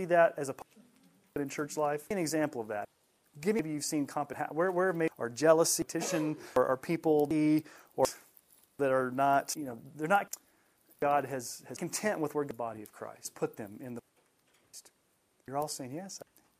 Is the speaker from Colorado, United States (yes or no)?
yes; Colorado, United States; I grew up in Colorado.